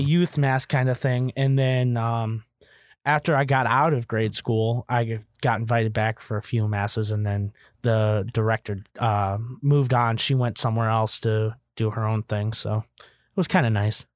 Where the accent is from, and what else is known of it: Kankakee, Illinois, United States; born or raised there